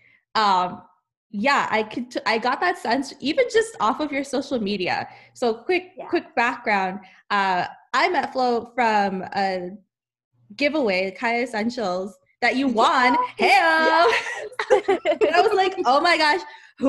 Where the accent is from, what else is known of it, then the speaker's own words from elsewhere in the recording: Los Angeles, California, United States; I'm from